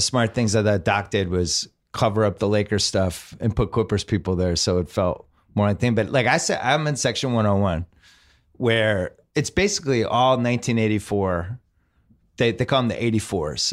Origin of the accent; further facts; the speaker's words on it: Boston, Massachusetts, United States; moved away as an adult; now in Los Angeles, United States; I'm from Boston. We had Celtics season tickets forever